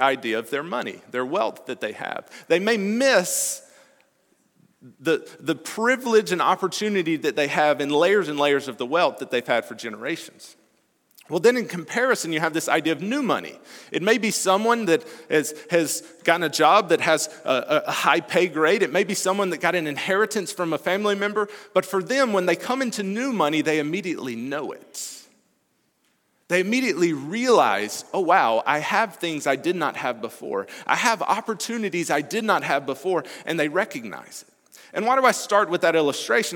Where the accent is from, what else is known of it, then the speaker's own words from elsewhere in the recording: Alabama, United States; moved away; I'm originally from Alabama